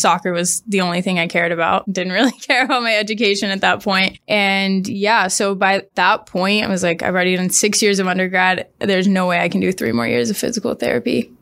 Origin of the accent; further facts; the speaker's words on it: Springfield, Missouri, United States; moved away as an adult; also born or lived in Arkansas / Washington, D.C.; I grew up in Springfield, Missouri. I left when I was eighteen for college.